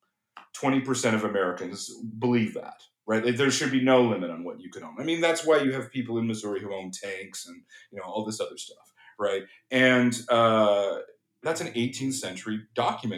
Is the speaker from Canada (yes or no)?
yes; Canada; I'm from Canada